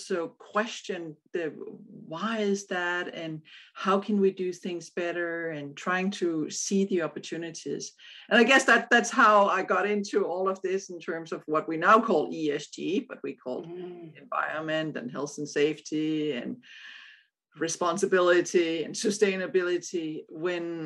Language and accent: English; Odense, Southern Denmark, Denmark; born in Odense, which is the same city as Hans Christian Andersen